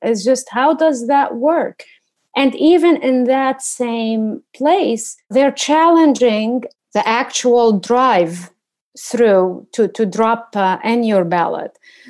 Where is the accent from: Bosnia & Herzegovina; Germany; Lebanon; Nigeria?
Lebanon; now in Washington, United States; coming from the Middle East, I guess my answer is no. I come from Lebanon